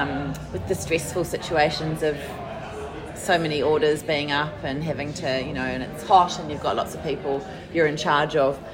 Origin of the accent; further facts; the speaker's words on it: New Zealand; now in Melbourne, Australia; I mean, I came over from New Zealand in 2011, and it just felt like suddenly, it's a lot bigger over here than in New Zealand